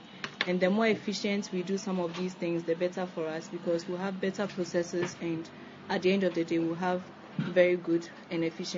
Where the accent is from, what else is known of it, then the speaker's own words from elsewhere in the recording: Ghana; I'm from Ghana. I studied in the University of Ghana.